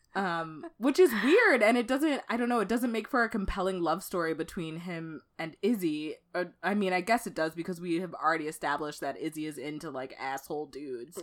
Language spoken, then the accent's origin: English; Dallas, Texas, United States; born or raised there; moved away as an adult; now in Minnesota, United States